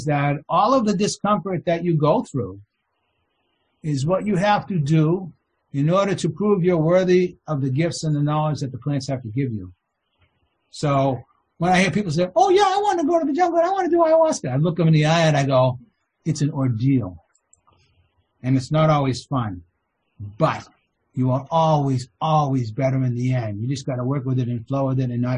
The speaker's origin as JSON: {"language": "English", "town": "Boston", "region": "Massachusetts", "country": "United States", "tie": "born or raised there", "said": "I grew up in Boston"}